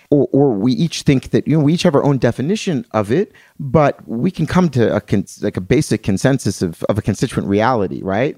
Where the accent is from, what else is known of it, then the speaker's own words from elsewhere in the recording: Atlantic City, New Jersey, United States; I'm from Atlantic City, New Jersey